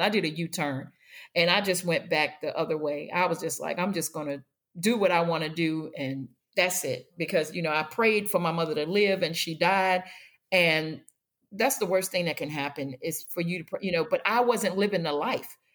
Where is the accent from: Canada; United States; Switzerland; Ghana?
United States; Washington, District of Columbia; I grew up in Washington, D C, and we started out in Northwest Washington off of Georgia Avenue